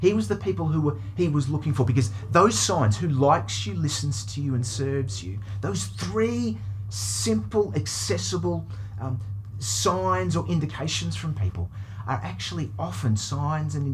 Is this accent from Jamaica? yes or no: no; United Kingdom; now in Australia; I was born in Britain, and my dad is English